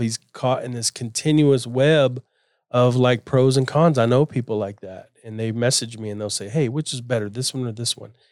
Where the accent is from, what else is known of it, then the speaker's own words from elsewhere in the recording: Florida, United States; I grew up in Florida, we had boats, and we were always at the beach or in a river